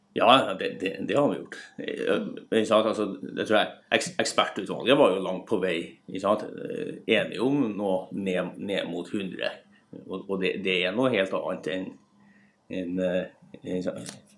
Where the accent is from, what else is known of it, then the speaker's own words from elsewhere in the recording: Trondheim, Trøndelag, Norway; der jeg kommer fra, Trondheim